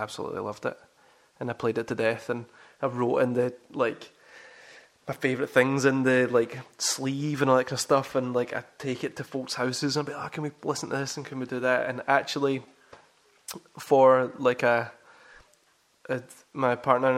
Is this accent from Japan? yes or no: no; Kilmarnock, Scotland, United Kingdom; I was growing up in Kilmarnock